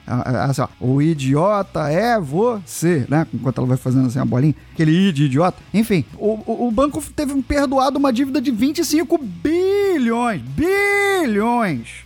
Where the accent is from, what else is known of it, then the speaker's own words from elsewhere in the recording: Brazil; somos brasileiros